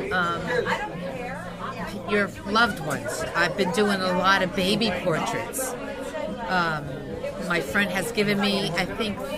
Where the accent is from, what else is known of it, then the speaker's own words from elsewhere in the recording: Hawthorne, United States; growing up in Hawthorne, as a lot of people know, you know, you go from kindergarten to eighth grade with the same kids